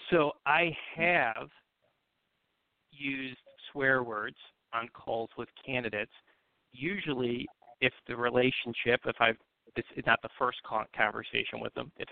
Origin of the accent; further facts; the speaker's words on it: Buffalo, New York, United States; I grew up in Buffalo